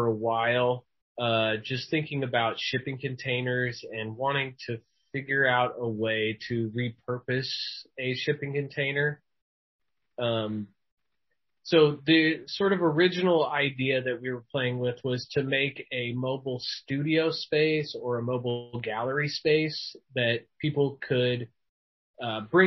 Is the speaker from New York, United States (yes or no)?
no; Topeka, Kansas, United States; now in Omaha, United States; I live here in Omaha, Nebraska. I'm originally from Topeka, Kansas.